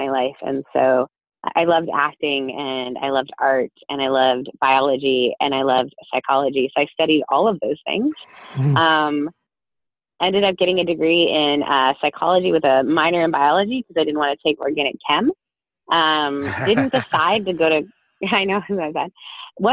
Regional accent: northern Ontario, Canada; also born or lived in Newfoundland; we moved to northern Ontario, about an hour and a half north of Toronto. And I grew up there in a very small town

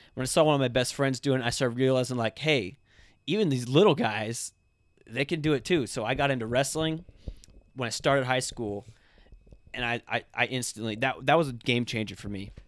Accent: Ocala, Florida, United States; also born or lived in Fort Myers, Florida; I was born in Fort Myers, Florida. Um, it's on the Gulf Side, uh, Southern Florida. Um, lived there for a couple years, moved to Ocala, Florida.

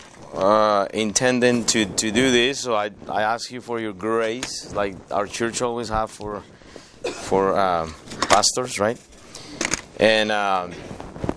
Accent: Costa Rica; moved away as an adult; now in United States; I grew up in Costa Rica.

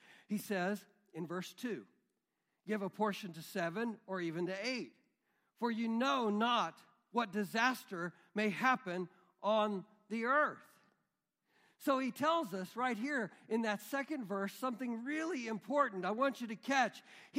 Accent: Midwest, United States; We grew up in the Midwest, right? Many of us. We grew up here.

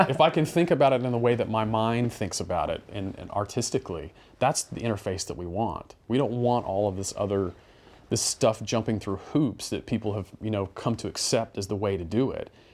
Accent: North Carolina, United States; moved away as an adult; North Carolina

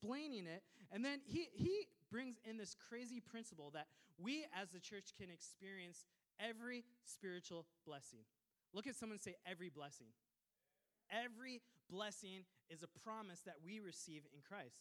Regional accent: Minnesota, United States; I was raised in Minnesota from an immigrant family

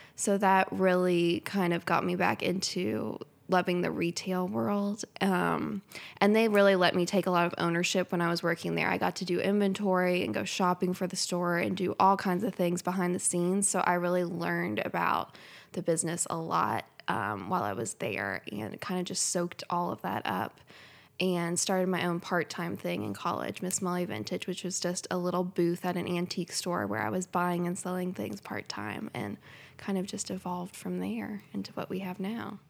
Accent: Lexington, Kentucky, United States; now in Versailles, United States; I was born and raised in Lexington, which is about fifteen minutes down the road, not too far away

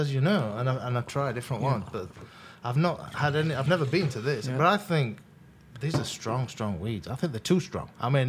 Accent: Sheffield, Yorkshire and the Humber, United Kingdom; moved away as an adult; now in Los Angeles, United States; I'm from a place called Sheffield.

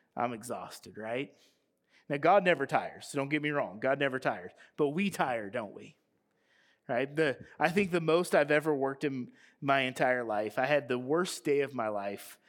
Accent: United States; we were growing up in America

